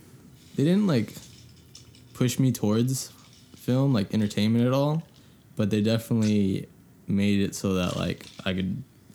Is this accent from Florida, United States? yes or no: no; Diamond Bar, California, United States; also born or lived in El Monte; I grew up in El Monte for the first, like, 4 years of my life, and then we moved to Diamond Bar.